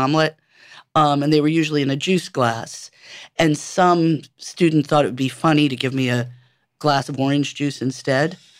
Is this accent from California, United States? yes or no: no; New York City, New York, United States; I was born and raised in New York City on one hundred nineteenth Street